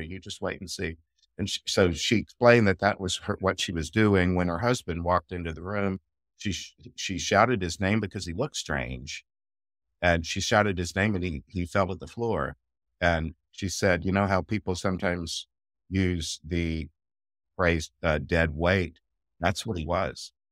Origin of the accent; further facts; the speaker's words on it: United States; I'm American